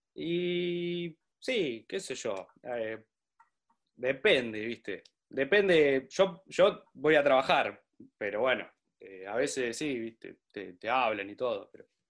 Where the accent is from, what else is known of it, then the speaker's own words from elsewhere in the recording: Pergamino, Buenos Aires Province, Argentina; Yo soy de Pergamino